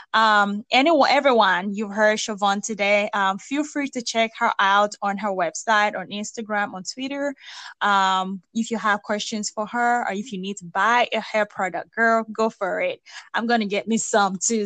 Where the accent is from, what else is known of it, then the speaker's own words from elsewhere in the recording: Nigeria; now in United States; I'm originally from Nigeria